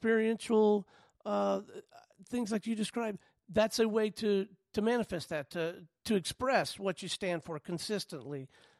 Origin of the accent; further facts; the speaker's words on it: Pensacola, Florida, United States; I grew up in Pensacola, not too far away.